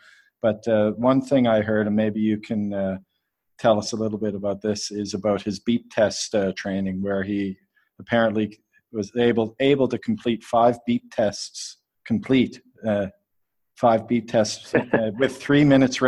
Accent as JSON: {"language": "English", "country": "Canada", "said": "I'm Canadian"}